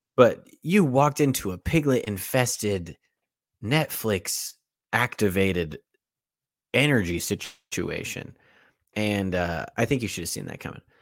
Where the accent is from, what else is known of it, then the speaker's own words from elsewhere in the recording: United States; I'm from America